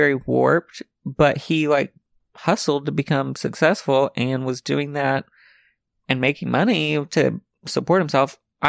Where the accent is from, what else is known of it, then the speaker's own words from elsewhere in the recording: Alma, Arkansas, United States; So I was born and raised in Alma, Arkansas.